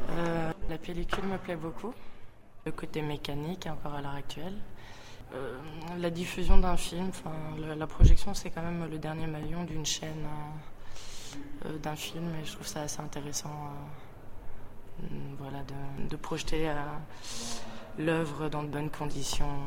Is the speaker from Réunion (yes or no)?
no; Canada; Oh non, moi je suis du Canada, je suis venue hier.